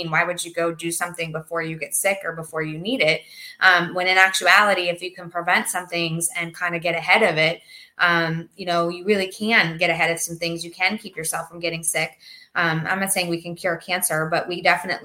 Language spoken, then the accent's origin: English; Pennsylvania, United States; now in Naples, United States; I'm from Pennsylvania.